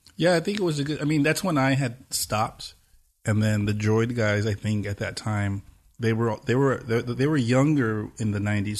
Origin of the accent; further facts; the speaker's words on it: Pomona, California, United States; I grew up in Pomona, so it's like, it's the last East L A city